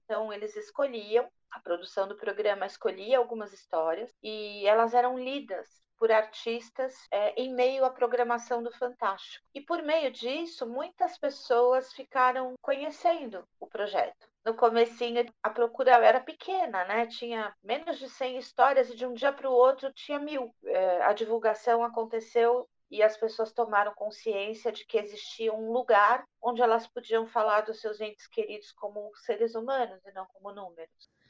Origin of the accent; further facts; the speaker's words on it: Brazil; nós, brasileiros todos